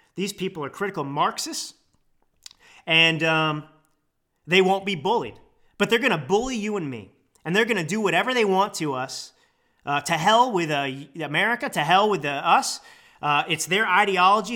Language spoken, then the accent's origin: English; United States; as an American